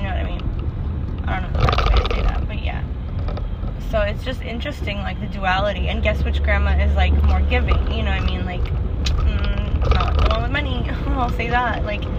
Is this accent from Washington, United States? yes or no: no; Massachusetts, United States; accent: Boston; I say with my Boston accent.